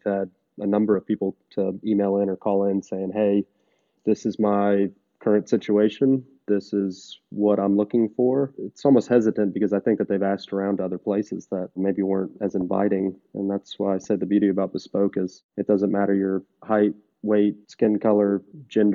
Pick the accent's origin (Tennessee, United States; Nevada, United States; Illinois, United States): Tennessee, United States; Nashville; I was from Nashville, born and raised